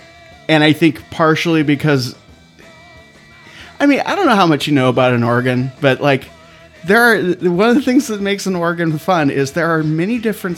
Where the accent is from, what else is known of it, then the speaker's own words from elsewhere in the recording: Claremont, California, United States; I grew up in Claremont, California.